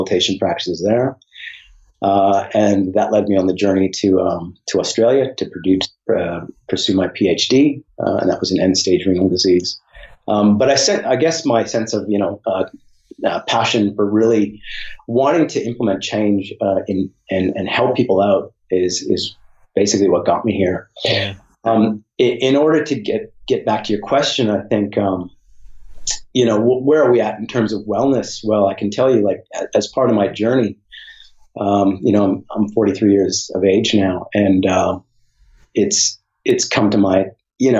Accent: Nanaimo, British Columbia, Canada; I was born and raised in British Columbia, Canada

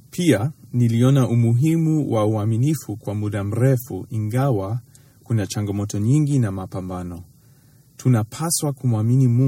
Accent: Tanzania; Hili ni somo lingine muhimu sana ambalo nilijifunza kutokana na kuwatazama wazazi wangu wakati nilikulia nchini Tanzania.

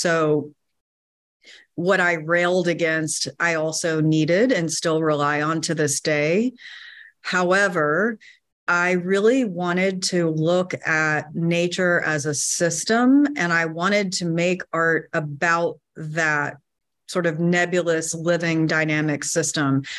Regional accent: North Carolina, United States; I grew up in North Carolina, surrounded by woods

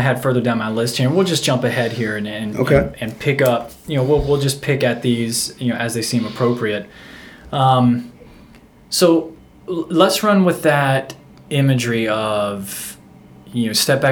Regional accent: Florida, United States; I'm from Florida

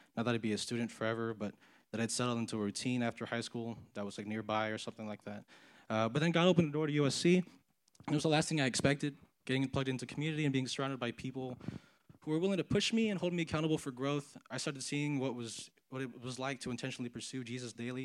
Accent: San Antonio, Texas, United States; moved away as an adult; now in Los Angeles, United States; I'm from San Antonio, Texas

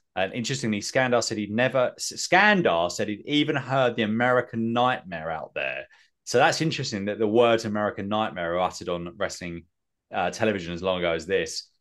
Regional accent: England, United Kingdom; I'm English

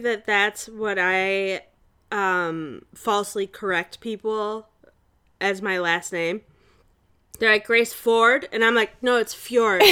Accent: Chicago, Illinois, United States; I'm an American, and I'm from Chicago

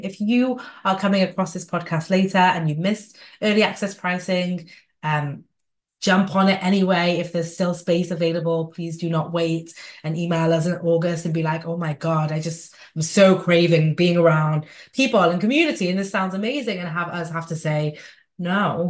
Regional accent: Manchester, North West England, United Kingdom; in Manchester, England, by the way, my hometown

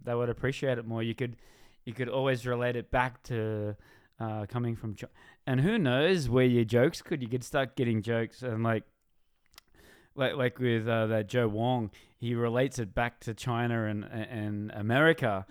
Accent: Australia; I'm from Australia

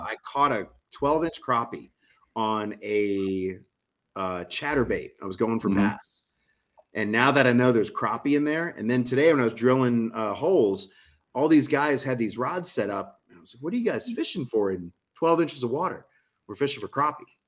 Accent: New Orleans, Louisiana, United States; I'm from New Orleans

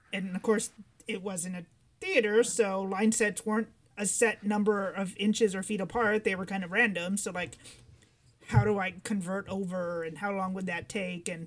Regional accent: Chicago, Illinois, United States; moved away as an adult; also born or lived in Cincinnati / New York area; now in Los Angeles, United States; I guess coming from the Midwest and then New York area, yeah, it's it's very different. Well, I grew up in Chicago

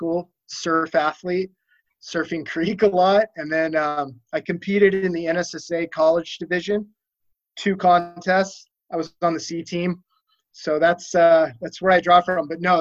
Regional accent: Aliso Viejo, California, United States; I grew up right up the canyon from you in Aliso Viejo

